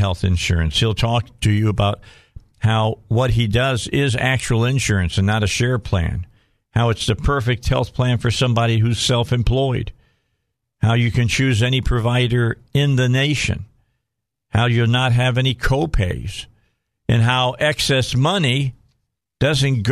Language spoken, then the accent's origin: English; outside of Chicago, Illinois, United States; moved away as an adult; now in Arkansas, United States; I've almost been here in Arkansas as long as I grew up outside of Chicago